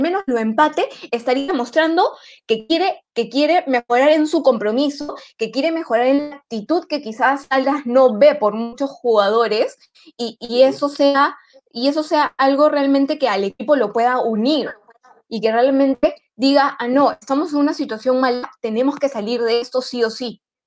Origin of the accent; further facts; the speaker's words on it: Peru; yo como peruana